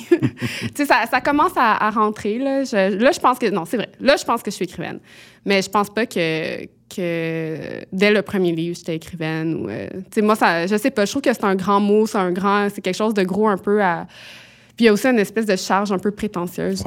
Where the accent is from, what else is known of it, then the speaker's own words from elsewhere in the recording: Quebec, Canada; je venais du Québec